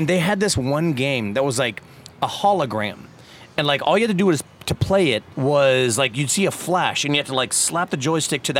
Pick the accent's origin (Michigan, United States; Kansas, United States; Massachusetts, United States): Kansas, United States; Topeka; I was from Topeka